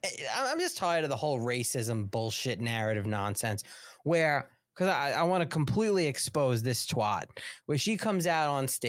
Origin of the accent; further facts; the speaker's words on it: Long Island, New York, United States; I'm from Long Island.